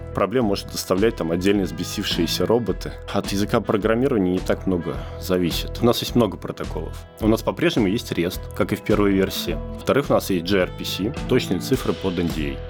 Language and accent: Russian; Zelenograd, Moscow, Russia; Я сам из Зеленограда. В Зеленограде родился, закончил институт